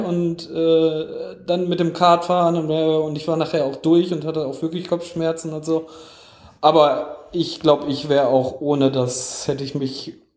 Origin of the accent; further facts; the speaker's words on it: Essen, North Rhine-Westphalia, Germany; moved away; Ich bin ja in Essen geboren.